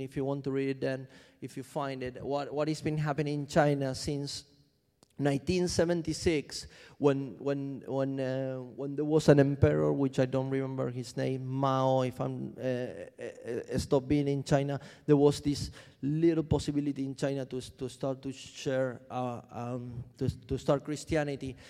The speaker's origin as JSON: {"language": "English", "country": "Argentina", "moved": "yes", "lives_now": "London, United Kingdom", "said": "I'm, I'm from Argentina."}